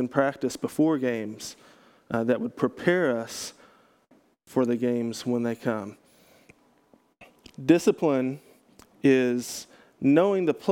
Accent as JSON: {"language": "English", "region": "Texas", "country": "United States", "tie": "born or raised there", "said": "I grew up in Texas"}